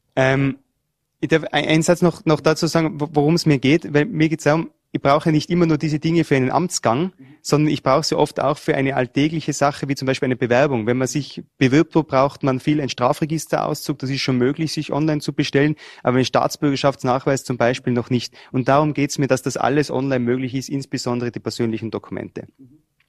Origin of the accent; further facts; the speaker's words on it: Tyrol, Austria; Ich komme aus Tirol und die Tiroler und die Vorarlberger sind sich ja bei der Mentalität nicht so fern